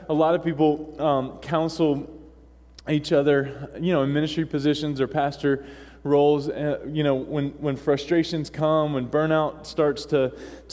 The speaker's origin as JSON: {"language": "English", "region": "North Carolina", "country": "United States", "tie": "born or raised there", "moved": "as an adult", "lives_now": "Maine, United States", "said": "growing up in North Kakalaki"}